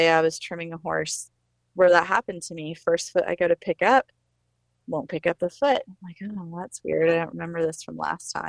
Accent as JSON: {"language": "English", "region": "Northwest Arkansas", "country": "United States", "said": "I'm some nobody from Northwest Arkansas"}